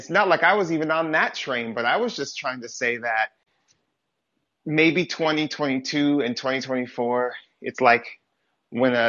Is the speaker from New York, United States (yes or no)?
no; Seattle, Washington, United States; now in Phoenix, United States; I grew up here